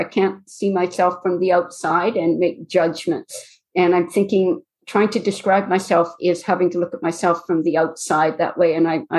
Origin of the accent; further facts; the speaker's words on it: Duncan, British Columbia, Canada; born there; I was born not far from where I'm living now. I was born in Duncan on Vancouver Island. We moved quite a bit. By the time I started grade four, I had changed schools 9 times in 3 provinces.